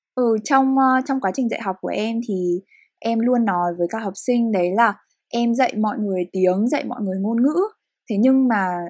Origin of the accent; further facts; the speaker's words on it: Hanoi, Vietnam; những người Việt sinh ra và lớn lên ở Việt Nam hay cụ thể hơn là hai người con Hà Nội